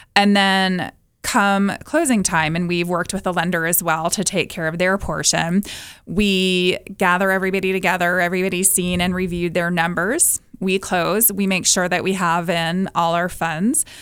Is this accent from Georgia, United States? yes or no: yes; Atlanta, Georgia, United States; moved away as an adult; I'm originally from Atlanta, moved here in ninety-one, and living in the mountains